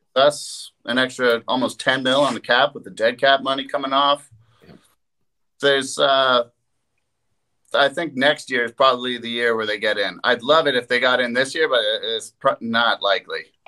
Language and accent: English; East Coast, Atlantic Canada, Canada; growing up on the East Coast